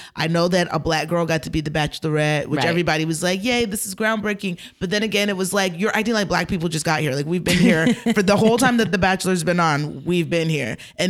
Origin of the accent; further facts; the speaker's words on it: Georgia, United States; Like when I was little, like I grew up in Georgia.